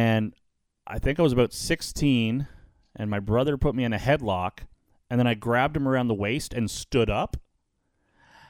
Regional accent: Ottawa, Ontario, Canada; now in Welland, Canada; I'm from the Ottawa area

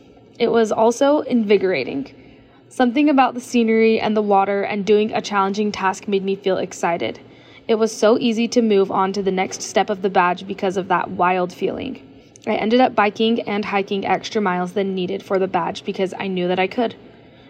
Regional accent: Lehi, Utah, United States; I am from Lehi, Utah

